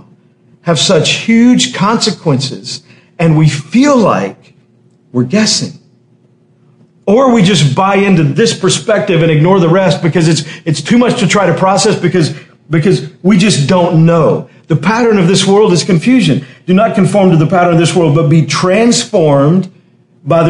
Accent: Texas, United States; I remember in high school, growing up in Texas, in high school

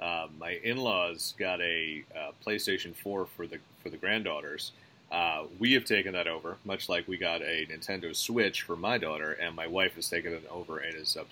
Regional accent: Edison, New Jersey, United States; my hometown of Edison

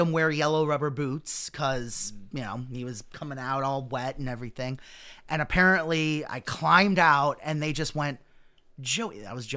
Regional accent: Wonder Lake, Illinois, United States; we grew up in Wonder Lake

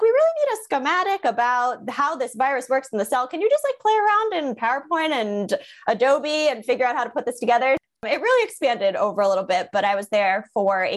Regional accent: Long Island, New York, United States; also born or lived in Connecticut; I am born and raised on Long Island

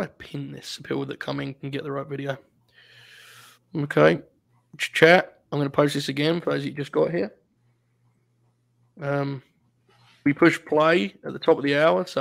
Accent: United Kingdom; as a Brit

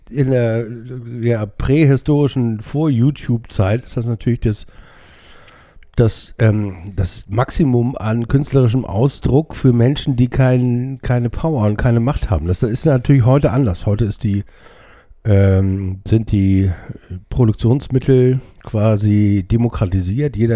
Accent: Hamburg, Germany; ich bin ja hier in Hamburg aufgewachsen, ähm, sobald ich mich hinten auf eine Mofa setzen konnte, sind wir nach Altona gefahren

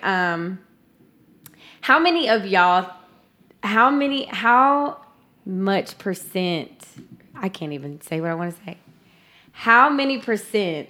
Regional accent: the South, United States; growing up in the South

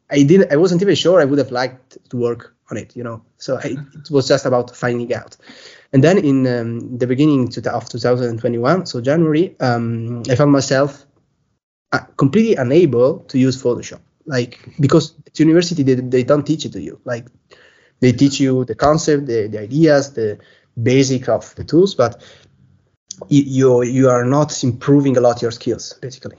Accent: Belluno, Veneto, Italy; also born or lived in Bolzano; I'm from Italy. So I live in Belluno. It's a small town near near Venice, close to Venice.

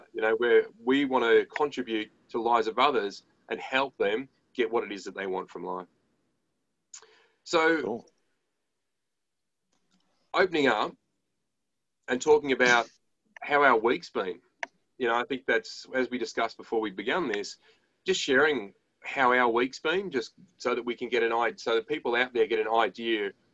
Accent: Australia

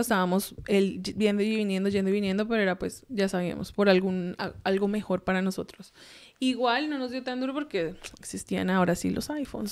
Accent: Colombia; also born or lived in San Antonio / Anchorage, Alaska; now in United States; yo crecí en Colombia, soy mm, pues colombiana en sí

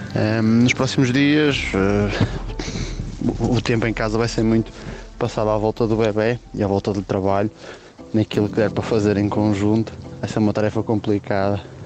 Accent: Braga, Norte, Portugal; sou de Braga

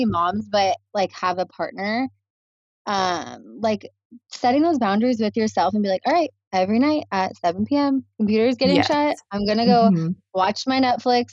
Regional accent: Naples, Florida, United States; moved away as an adult; now in Hawaii, United States; Love my hometown. Shout out to Naples.

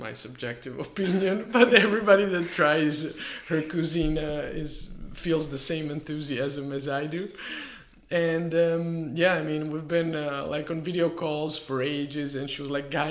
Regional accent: Split, Split-Dalmatia County, Croatia; moved away; also born or lived in Bergamo, Italy / Istanbul, Turkey; my hometown

